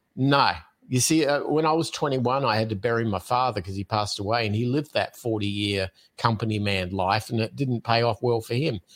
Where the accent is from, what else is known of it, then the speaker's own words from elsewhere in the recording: Adelaide, South Australia, Australia; moved away; I'm originally from Australia, from a city called Adelaide, uh, is where I was born